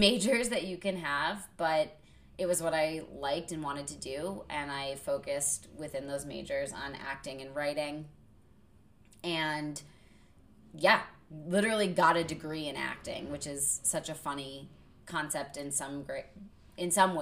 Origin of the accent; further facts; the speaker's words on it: Connecticut, United States; also born or lived in Vermont; growing up in Connecticut as an only child, we lived close enough to New York City that my parents could bring me in on auditions.